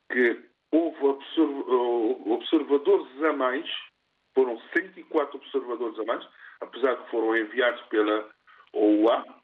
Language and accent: Portuguese; Cape Verde; eu sou cabo-verdiano